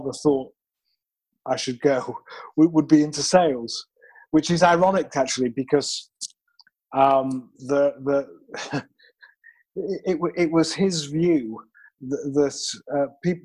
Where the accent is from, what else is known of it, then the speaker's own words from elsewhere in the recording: United Kingdom; moved away; I am originally from the United Kingdom. I promise this is a natural accent